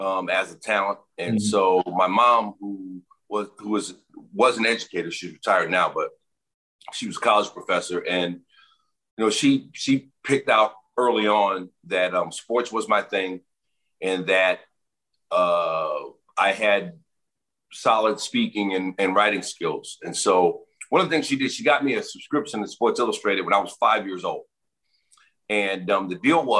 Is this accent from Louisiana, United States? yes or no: yes; New Orleans, Louisiana, United States; growing up in New Orleans